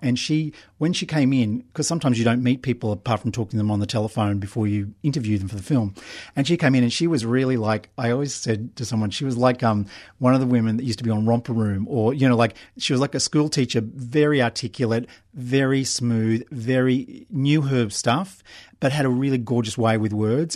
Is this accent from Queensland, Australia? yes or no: yes; Brisbane, Queensland, Australia; now in Melbourne, Australia; I grew up in Brisbane